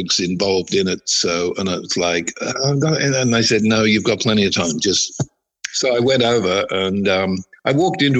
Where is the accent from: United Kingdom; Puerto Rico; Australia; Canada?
Australia; I'm an Australian